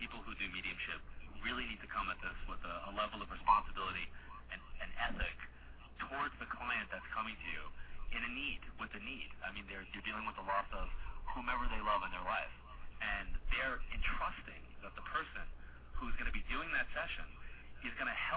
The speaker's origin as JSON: {"language": "English", "area": "Long Island", "region": "New York", "country": "United States", "tie": "born or raised there", "moved": "yes", "said": "I was doing, you know, an event in Long Island every year. I end my travel schedule kind of like in my hometown doing a seminar"}